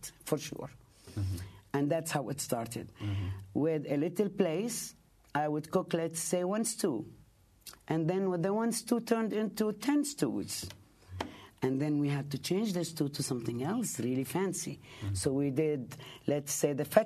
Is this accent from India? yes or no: no; Palestine; now in Bay Ridge, United States; I'm Palestinian.